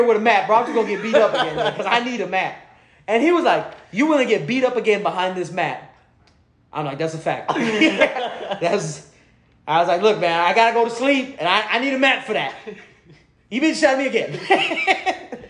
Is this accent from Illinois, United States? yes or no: no; Houston, Texas, United States; I'm from the north side.